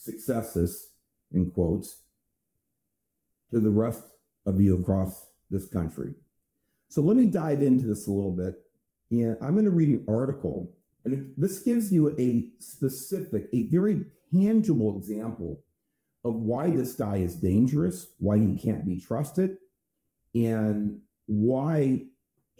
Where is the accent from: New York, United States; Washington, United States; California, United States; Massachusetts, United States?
California, United States; California, here in my home state